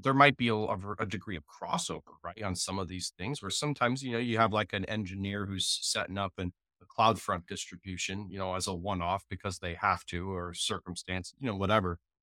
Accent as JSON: {"language": "English", "town": "Jacksonville", "region": "Florida", "country": "United States", "said": "web developer from Jacksonville, Florida"}